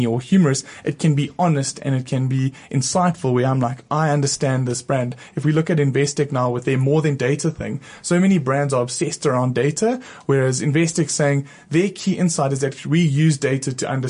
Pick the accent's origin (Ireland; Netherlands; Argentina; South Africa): South Africa; accent: South African; I have an accent because I'm from South Africa